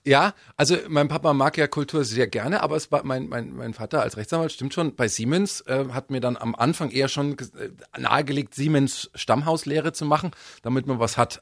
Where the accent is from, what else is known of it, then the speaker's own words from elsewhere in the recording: Miesbach, Bavaria, Germany; also born or lived in Munich; Ich bin ja geboren in München, äh, aufgewachsen worden in Miesbach